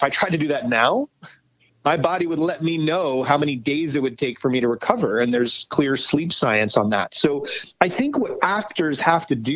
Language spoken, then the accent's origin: English; New York, United States; now in Los Angeles, United States; I live in LA now. I'm a New Yorker, but I live